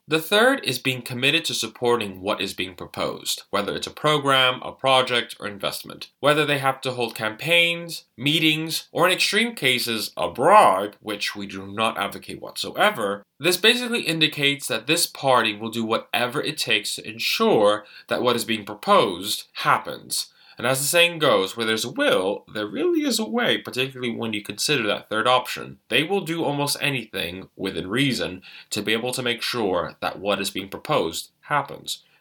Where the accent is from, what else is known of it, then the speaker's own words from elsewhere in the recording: New York, United States; I'm a New Yorker.